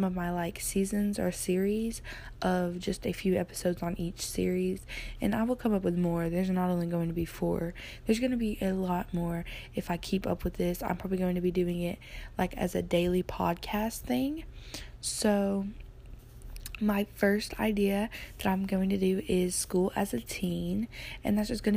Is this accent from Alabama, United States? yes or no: yes; Alabama, United States; I am born and raised in Alabama. I currently live in Alabama.